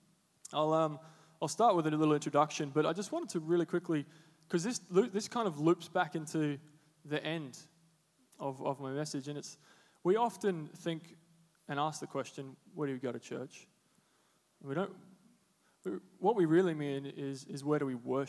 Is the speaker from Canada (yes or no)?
no; Darwin, Northern Territory, Australia; moved away as an adult; now in Sydney, Australia; I'm from Darwin. If you didn't know that, from the Northern Territory all the way up yonder.